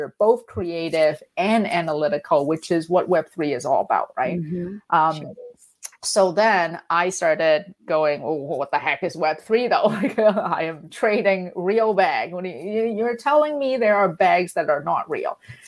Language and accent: English; Vancouver, British Columbia, Canada; also born or lived in London; because I came back from London to Vancouver, and Vancouver is not known for our fashion.